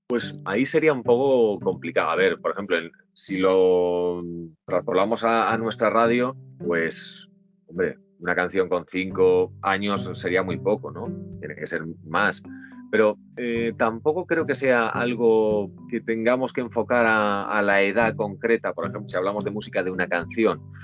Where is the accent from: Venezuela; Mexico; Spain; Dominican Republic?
Spain; Valencia, Valencian Community; Yo soy de Valencia